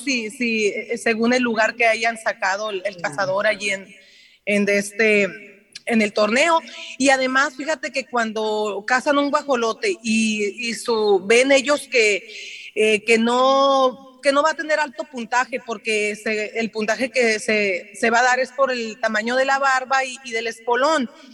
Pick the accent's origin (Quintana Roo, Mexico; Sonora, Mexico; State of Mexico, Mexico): Sonora, Mexico; Yécora; also born or lived in Ciudad Obregón; yo soy nativa de de Yécora, mi mamá es de Guzamopa, pero mi papá es de, es de Yécora, allí nací yo en Yécora, Allí cursé mi primaria y mi secundaria